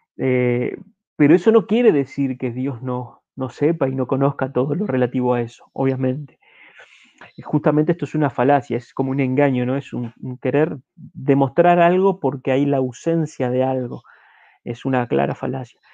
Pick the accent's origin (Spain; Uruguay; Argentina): Uruguay; como uruguayos